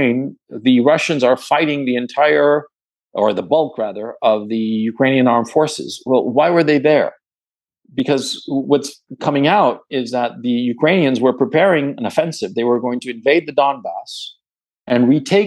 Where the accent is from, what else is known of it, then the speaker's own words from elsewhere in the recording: Chile; also born or lived in Ecuador; I'm from Chile